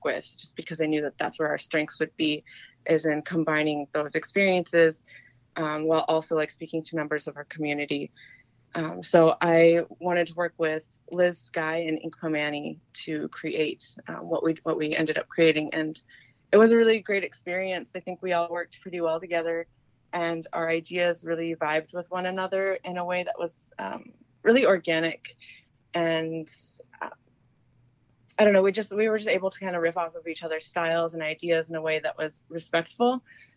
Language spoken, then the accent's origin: English; Gayville, South Dakota, United States; I grew up in Gayville, South Dakota, which is about 15 miles away from here